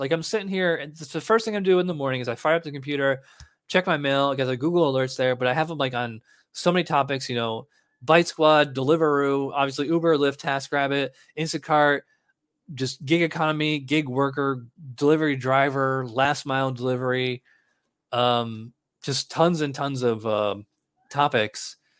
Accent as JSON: {"language": "English", "region": "New York", "country": "United States", "moved": "yes", "said": "I'm from New York"}